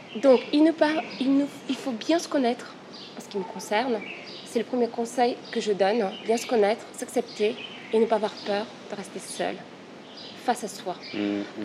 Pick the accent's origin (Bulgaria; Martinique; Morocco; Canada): Bulgaria; now in Paris, France; je suis une Parisienne d'origine bulgare